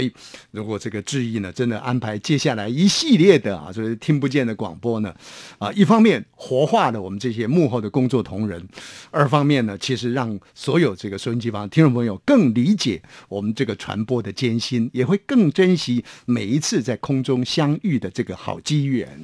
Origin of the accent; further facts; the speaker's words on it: near Laohukou, Hsinchu County, Taiwan; moved away; 在我的老家呢，有一个叫做老虎口的微波站